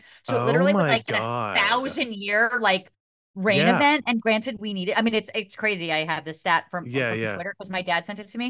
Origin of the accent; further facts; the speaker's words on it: New York, United States; I'm just saying it as a New Yorker, just in my way